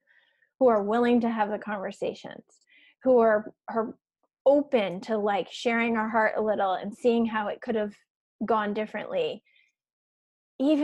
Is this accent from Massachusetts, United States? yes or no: yes; Western Massachusetts, United States; I grew up in Western Mass